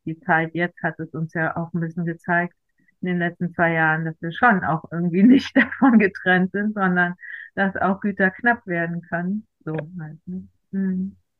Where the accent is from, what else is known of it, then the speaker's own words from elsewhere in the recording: Germany; moved away; Ich komme aus äh, einem kleinen Selbstversorgerdorf in der Eifel. Wir waren zu Hause Selbstversorger